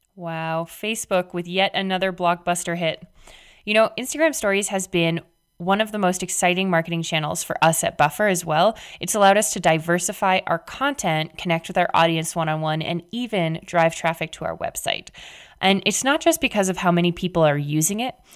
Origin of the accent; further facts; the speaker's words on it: Canada; I'm Canadian